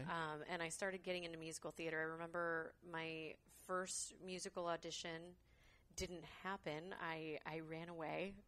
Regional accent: Concord, California, United States; I was born and raised in Concord.

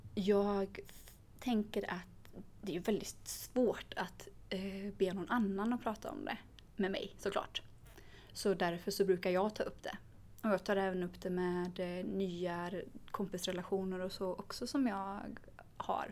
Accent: Sweden; i samhället där jag växte upp

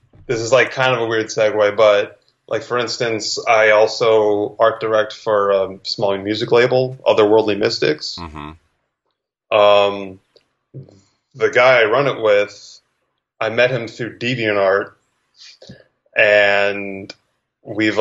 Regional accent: New Jersey, United States; moved away as an adult; also born or lived in New York; now in Los Angeles, United States; I am originally from Jersey

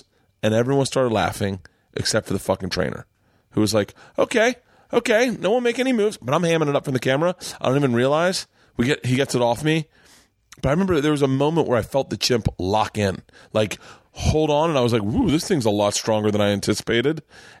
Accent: Florida, United States; I grew up in Florida

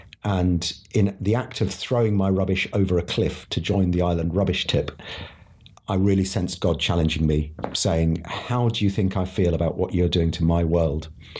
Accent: India; now in United Kingdom; I was born in India, where my parents were CMS mission partners.

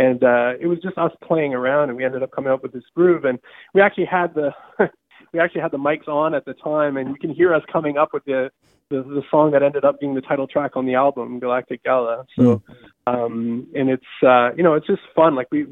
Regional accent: Southern Canada, Canada; growing up in Southern Canada

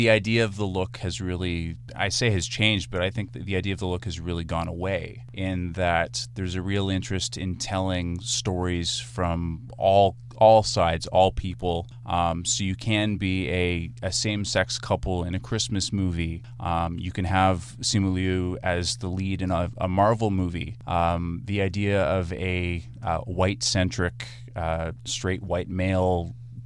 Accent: Canada; as a Canadian

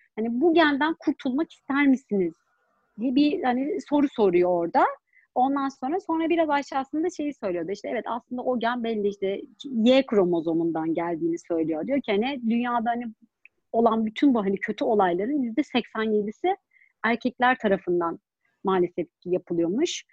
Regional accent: Germany; Ben Almanya'da doğdum

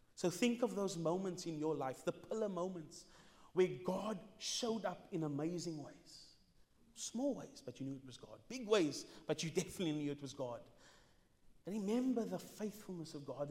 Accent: Cape Town, Western Cape, South Africa; I'm not from here. I'm from Mitchell's Plain

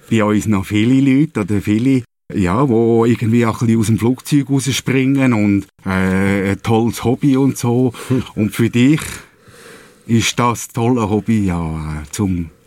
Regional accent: Switzerland; Also ähnlich wie bei uns in der Schweiz ja.

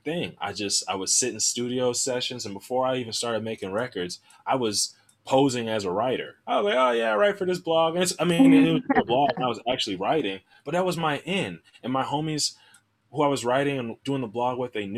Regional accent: Milwaukee, Wisconsin, United States; moved away as an adult; also born or lived in Chicago; I'm from Milwaukee. I came down to Chicago for school.

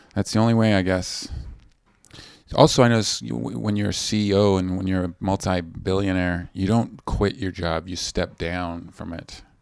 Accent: Vancouver, British Columbia, Canada; moved away; I'm from Vancouver on, on the West Coast

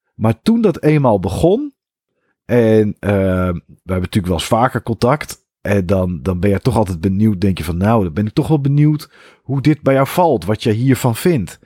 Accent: Netherlands; wij Nederlanders

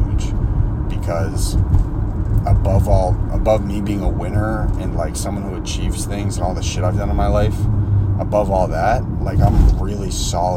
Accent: Boston, Massachusetts, United States; moved away; a group of people from my hometown

